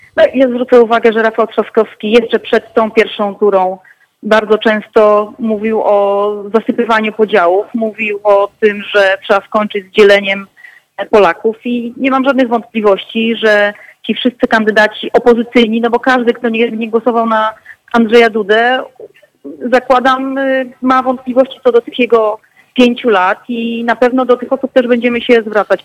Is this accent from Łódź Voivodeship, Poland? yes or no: no; Gdańsk, Pomeranian Voivodeship, Poland; z mojego rodzinnego miasta, gdzie głosowałam rano w Gdańsku